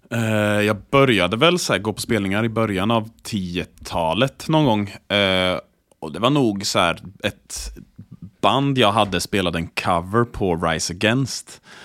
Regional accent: Borås, Västra Götaland, Sweden; Borås där jag är uppvuxen.

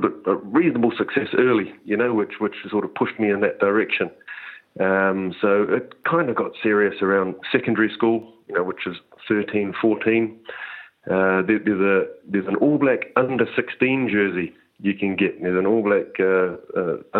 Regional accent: Auckland, New Zealand; also born or lived in Wellington / Munster; I came back to the Blues, which was my hometown.

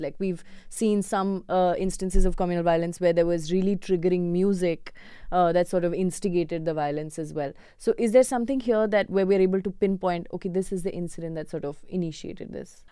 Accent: Kerala, India; moved away; I'm also from Kerala

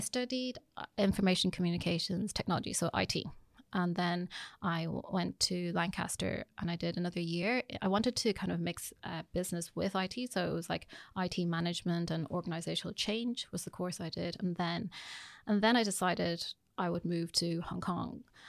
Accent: Ireland; also born or lived in United Kingdom; I would say that I'm pretty Irish. I mean, when I came here, I mean, I started my primary school here.

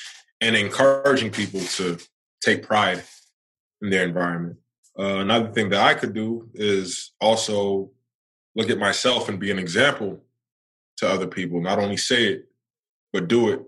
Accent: New York City, New York, United States; now in Charlotte, United States; I'm born and raised in New York.

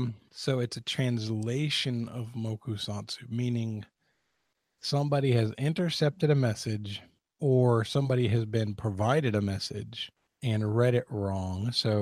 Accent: United States; Being an American and not a well-educated American

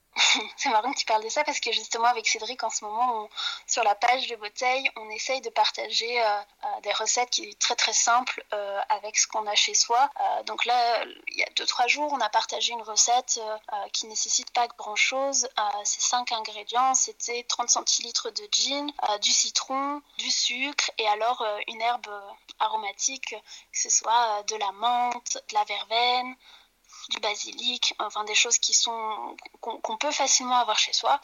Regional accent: Normandy, France; moved away as an adult; now in Brussels, Belgium; moi, je suis arrivée à Bruxelles il y a 7 ans parce que je suis, je suis française, normande

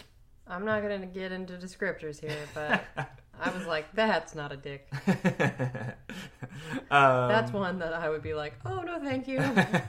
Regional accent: Florida, United States; I'm from Florida.

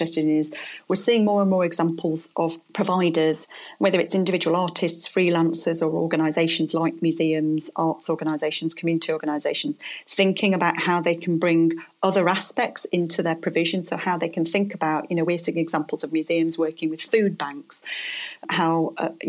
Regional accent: Blackpool, North West England, United Kingdom; I come from Blackpool

